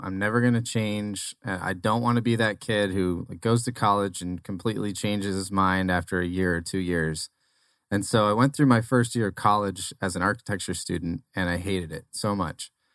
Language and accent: English; Arizona, United States; also born or lived in Nebraska; so born in Nebraska, raised in Arizona, though, so I'm, I'm almost an Arizona native